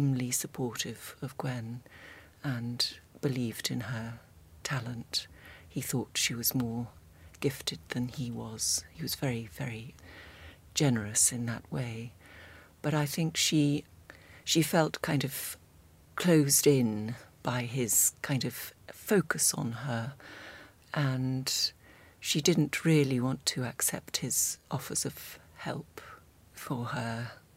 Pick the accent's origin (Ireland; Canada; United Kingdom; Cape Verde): United Kingdom; North Devon, South West England; moved away; I grew up in North Devon and also came to the Slade